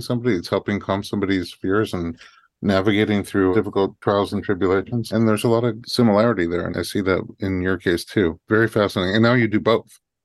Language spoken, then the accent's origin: English; New York, United States; now in Los Angeles, United States; former New Yorker